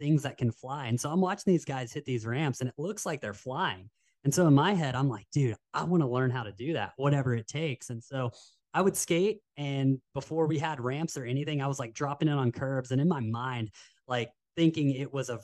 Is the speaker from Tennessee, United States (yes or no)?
yes; Knoxville, Tennessee, United States; now in Carlsbad, United States; we grew up in Knoxville, Tennessee, and action sports isn't as prevalent as it is here in Carlsbad